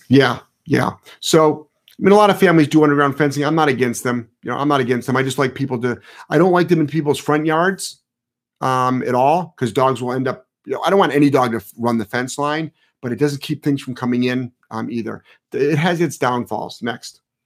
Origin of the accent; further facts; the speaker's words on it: Cleveland, Ohio, United States; I'm from Ohio. So I'm from Ohio. I actually, Um, I'm from Cleveland.